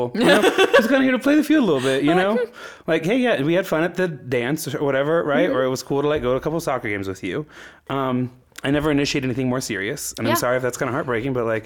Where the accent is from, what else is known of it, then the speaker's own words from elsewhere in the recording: Midwest, United States; from the Midwest